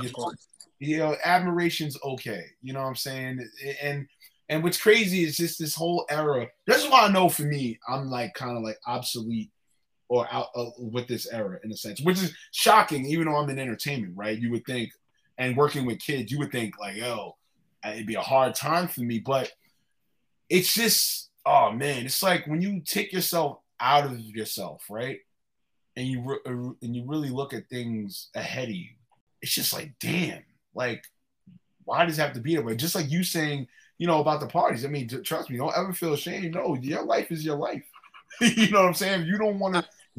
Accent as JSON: {"language": "English", "town": "New York City", "region": "New York", "country": "United States", "moved": "yes", "said": "I was from Northside. I was from Laurelton"}